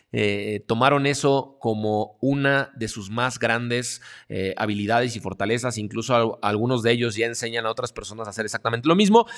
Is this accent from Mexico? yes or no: yes; Mexico; yo soy de México